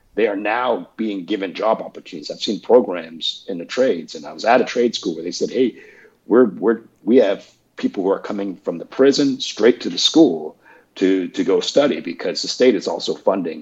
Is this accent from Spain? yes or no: no; Canada; moved away as an adult; also born or lived in Peterborough, Ontario / Toronto; now in Atlanta, United States; I am Canadian, I have dual citizenship